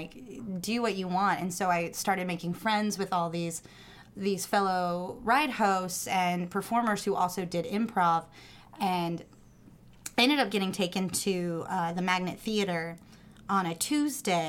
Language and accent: English; Indiana, United States; now in Astoria, Queens, New York, United States; growing up in Indiana